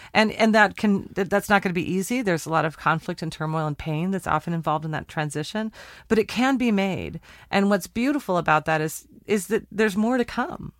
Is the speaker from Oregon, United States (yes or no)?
yes; Portland, Oregon, United States; my hometown, Portland, Oregon